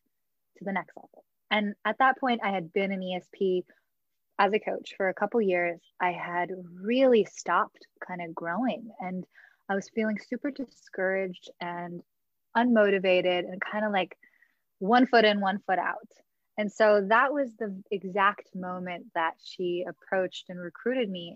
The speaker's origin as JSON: {"language": "English", "town": "Los Angeles", "region": "California", "country": "United States", "tie": "born or raised there", "also_born_or_lived": "New York City", "said": "I grew up in Los Angeles"}